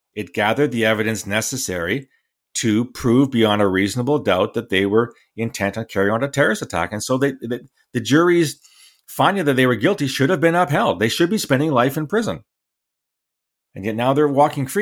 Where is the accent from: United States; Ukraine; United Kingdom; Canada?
Canada; as a Canadian